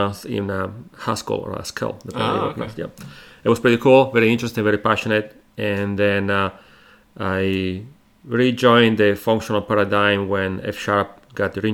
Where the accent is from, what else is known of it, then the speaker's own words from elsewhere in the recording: Italy; accent: Italian; moved away as an adult; now in United States; So, well, originally I'm from Italy. That's mm-hmm. where my accent comes from. In Italy, I relocated here 10 years ago.